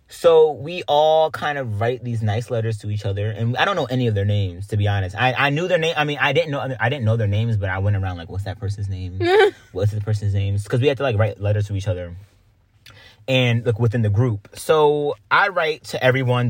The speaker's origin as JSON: {"language": "English", "town": "Greenville", "country": "United States", "moved": "yes", "said": "we come from Greenville"}